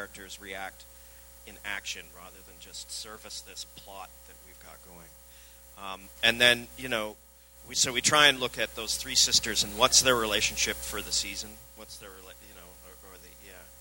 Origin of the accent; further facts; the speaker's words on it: Vancouver, British Columbia, Canada; I'm from Vancouver